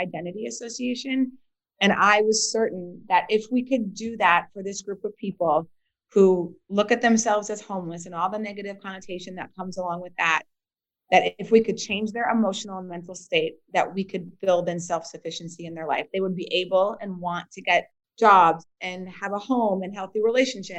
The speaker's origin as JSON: {"language": "English", "town": "Bismarck", "region": "North Dakota", "country": "United States", "tie": "born or raised there", "also_born_or_lived": "Philadelphia", "moved": "as an adult", "lives_now": "Washington, D.C., United States", "said": "I grew up in Bismarck, North Dakota"}